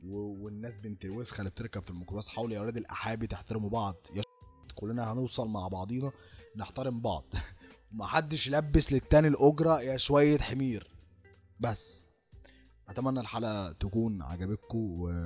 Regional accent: Egypt; لازم احنا كمصريين لازم نتحنك

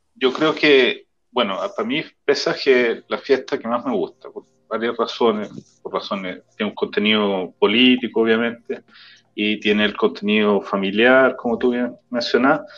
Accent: Chile; moved away as an adult; now in Israel; todos venimos de Chile, que es un clima distinto

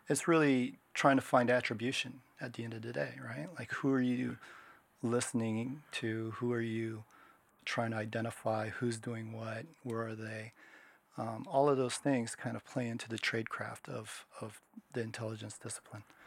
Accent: Washington, United States; moved away as an adult; now in Japan; I grew up in Washington State. I was born in Japan. I'm half Japanese

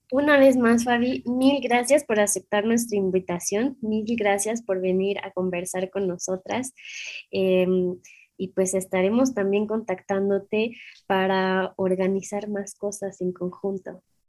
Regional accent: Mexico; somos mexicanas

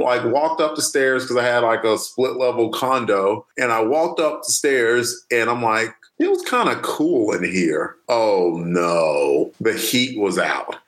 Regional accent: Alabama, United States; moved away as an adult; also born or lived in Odenton, Maryland; I'm from Alabama

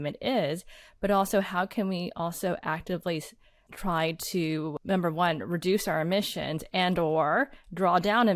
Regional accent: Houston, Texas, United States; growing up in Houston and thinking about our Galveston seawall

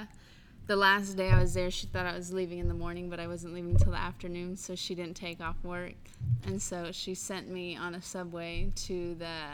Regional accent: The Colony, Texas, United States; Texas. The Colony, Texas

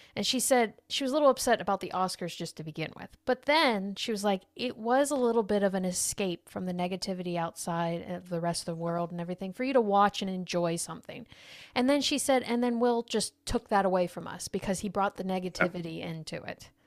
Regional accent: United States; as being an American

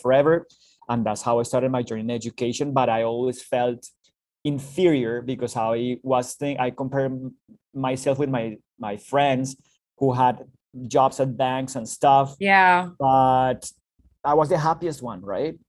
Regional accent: Bogota, Colombia; moved away as an adult; now in Canada; originally from Bogota, the capital city of Colombia in South America

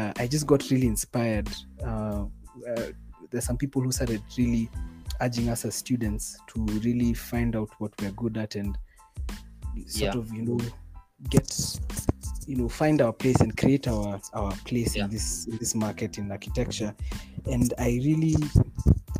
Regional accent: Nairobi, Kenya; I was born in, you could say, middle class Nairobi

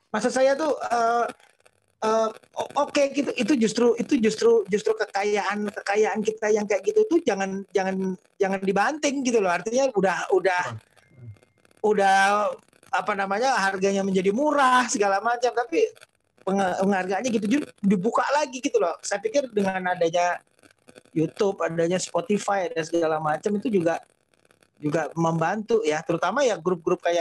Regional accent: North Sumatra, Indonesia; saya tinggal di, di di di Sumatera cukup lama, gede di Sumatera uh, dan terpapar banget dengan dengan kesenian itu kesenian uh, Melayu Delhi.

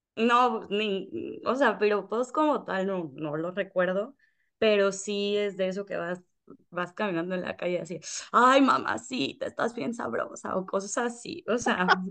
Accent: Mexico; moved away as an adult; also born or lived in Paraguay / Puerto Rico / Spain; now in Dominican Republic; yo soy de México

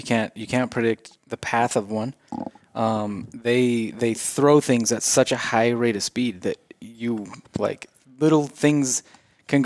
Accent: St. Anthony, Idaho, United States; I grew up in St. Anthony

